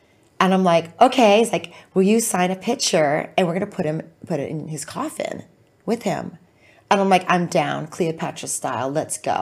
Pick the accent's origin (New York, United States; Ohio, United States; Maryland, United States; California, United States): California, United States; Orange County; moved away as an adult; also born or lived in Oceanside, California; now in Los Angeles, United States; Born Camp Pendleton and then grew up in the OC.